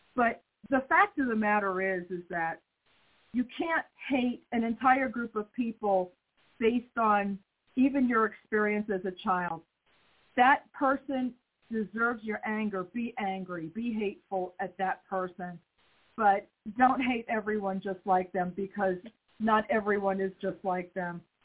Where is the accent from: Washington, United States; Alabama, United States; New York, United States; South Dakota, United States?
New York, United States; moved away; I was raised in New York